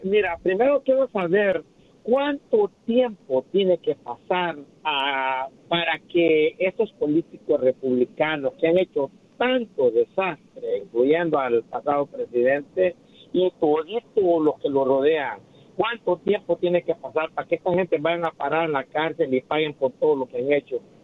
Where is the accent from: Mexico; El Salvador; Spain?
El Salvador; yo soy salvadoreño